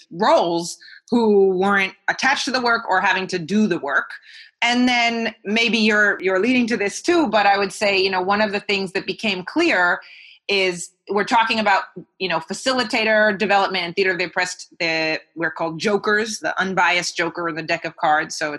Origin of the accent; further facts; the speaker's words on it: United States; moved away as an adult; now in Greater Manchester, United Kingdom; to be in the UK as an American